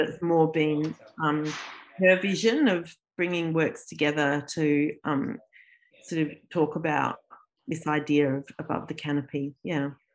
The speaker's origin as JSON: {"language": "English", "town": "Adelaide", "region": "South Australia", "country": "Australia", "tie": "born or raised there", "also_born_or_lived": "Melbourne, Australia", "moved": "as an adult", "lives_now": "Canberra, Australia", "said": "I wasn't born in Australia, but my parents are both Australian, and I grew up in Adelaide, in South Australia"}